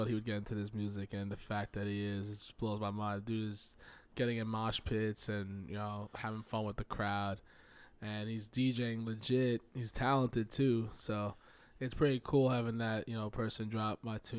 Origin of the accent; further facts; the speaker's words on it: New York, United States; accent: New York; You gotta understand, I live in the South now, so I got a little twang in my New York accent.